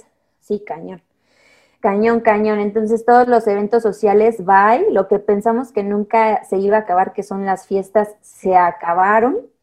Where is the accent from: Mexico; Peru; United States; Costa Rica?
Mexico; como buenos mexicanos